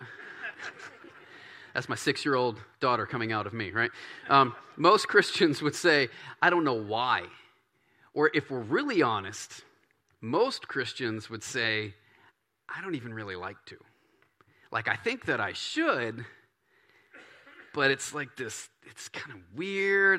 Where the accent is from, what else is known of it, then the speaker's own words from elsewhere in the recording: Baton Rouge, Louisiana, United States; moved away; I grew up in Baton Rouge. and in this Cajun country